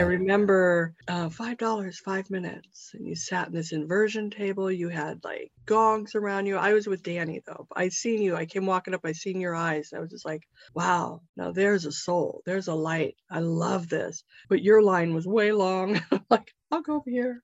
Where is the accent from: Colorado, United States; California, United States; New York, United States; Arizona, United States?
California, United States; Topanga; topanga is my hometown